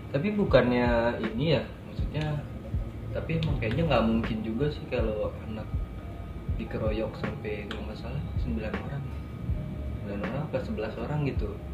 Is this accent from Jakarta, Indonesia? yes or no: yes; Jakarta, Indonesia; now in Bali, Indonesia; gue dari Jakarta sih sebenarnya cuman sekarang ini lagi tinggal di Bali